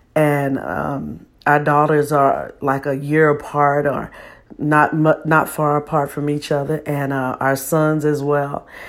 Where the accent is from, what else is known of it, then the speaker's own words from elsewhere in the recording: Texas, United States; I'm from Texas